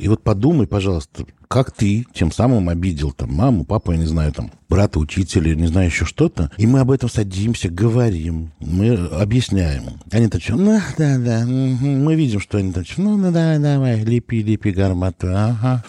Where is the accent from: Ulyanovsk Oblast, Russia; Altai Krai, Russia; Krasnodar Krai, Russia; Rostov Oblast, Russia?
Ulyanovsk Oblast, Russia; Dimitrovgrad; я не из Тольятти, а из Димитровграда